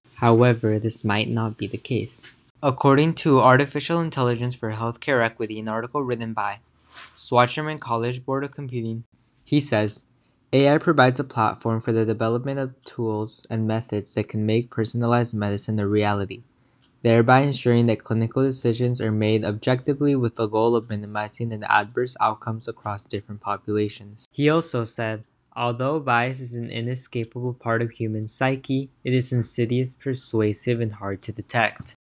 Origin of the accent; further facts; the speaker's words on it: California, United States; I'm from California